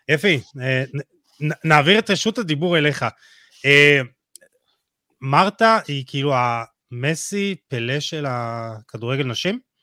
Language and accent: Hebrew; Jerusalem, Jerusalem District, Israel; אני רואה את זה בירושלים, אני ירושלמי